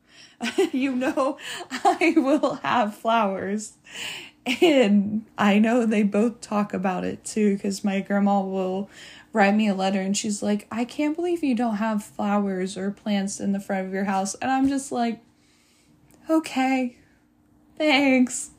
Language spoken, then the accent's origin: English; United States; being American